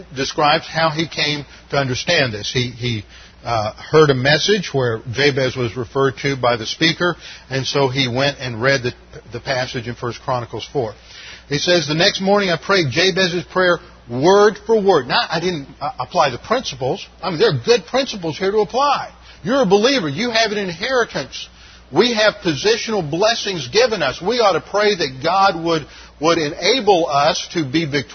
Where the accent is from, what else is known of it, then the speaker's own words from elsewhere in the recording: Texas, United States; I'm from Texas down there.